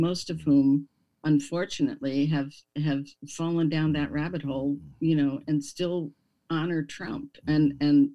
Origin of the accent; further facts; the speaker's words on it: Milwaukee, Wisconsin, United States; I grew up in Milwaukee